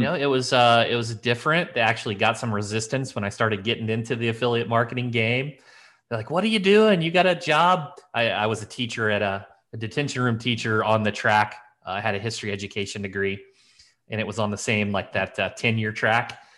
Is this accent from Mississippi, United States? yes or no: no; Elkville, Illinois, United States; I grew up in this little town. It was, geez, Elkville, Illinois